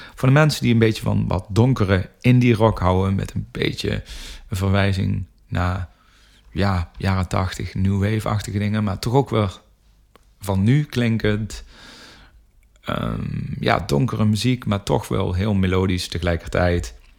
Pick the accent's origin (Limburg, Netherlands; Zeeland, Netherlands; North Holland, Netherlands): Limburg, Netherlands; North; wij komen uit Noord Limburg allebei